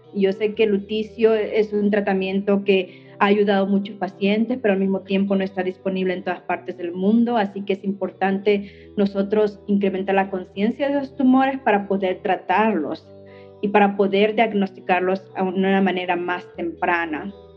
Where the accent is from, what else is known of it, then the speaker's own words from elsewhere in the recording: Mexico; now in United States; siendo yo mexicana